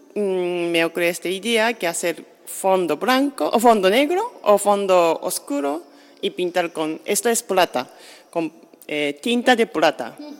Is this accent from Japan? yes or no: yes; Japan; Spanish is a second language; now in Sitges, Spain; yo soy de Japón y ya estoy fuera de Japón muchos años